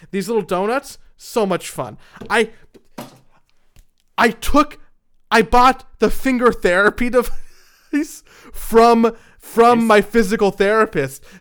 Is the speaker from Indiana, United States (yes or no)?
no; New Jersey, United States; I'm like from Joyzy here. I'm a crazy person.